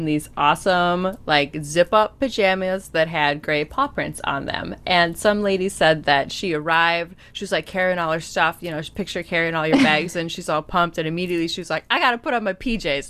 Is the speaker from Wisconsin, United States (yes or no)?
yes; Packers territory, Wisconsin, United States; you and I come from Packers territory where every man, woman, child, dog watches football